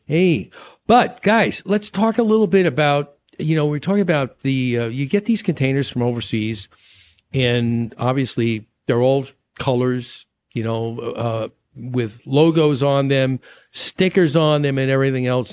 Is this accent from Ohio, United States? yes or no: no; New York, United States; moved away; I grew up with that in New York